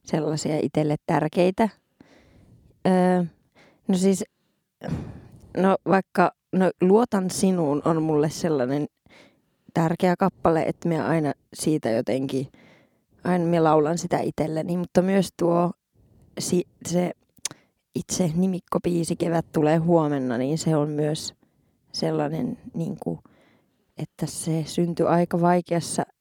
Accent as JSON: {"language": "Finnish", "town": "Muonio", "region": "Lapland", "country": "Finland", "tie": "born or raised there", "said": "ja sitten on nyt on Muoniossa, ihanaa kotikirkossa yes. siellä."}